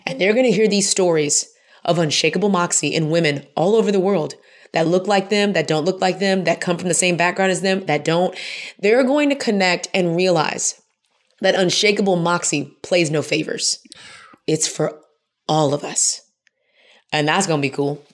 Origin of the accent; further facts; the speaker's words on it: Houston, Texas, United States; now in Atlanta, United States; I grew up in Houston